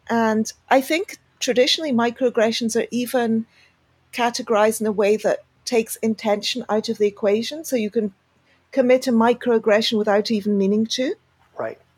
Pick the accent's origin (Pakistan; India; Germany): Pakistan; also born or lived in United Kingdom; now in Argentina; I am a double immigrant, I guess. So I immigrated from Pakistan to the UK, and now I live in Argentina.